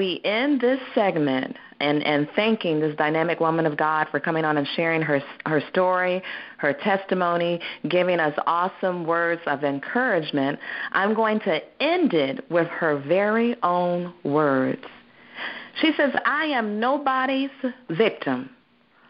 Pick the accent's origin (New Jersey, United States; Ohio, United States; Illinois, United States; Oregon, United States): Ohio, United States; we're both from Ohio. We are both from Ohio.